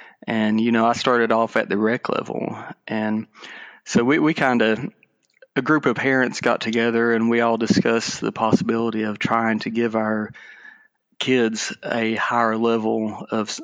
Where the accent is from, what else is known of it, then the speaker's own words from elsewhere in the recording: Bryson City, North Carolina, United States; I'm from Bryson City, North Carolina